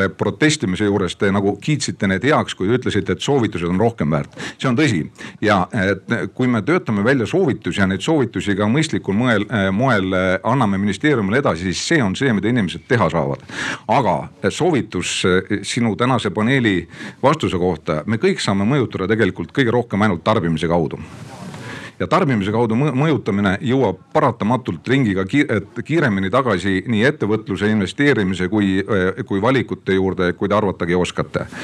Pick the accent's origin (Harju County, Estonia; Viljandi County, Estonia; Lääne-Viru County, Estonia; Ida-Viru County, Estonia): Ida-Viru County, Estonia; ja olen Ida-Virumaalt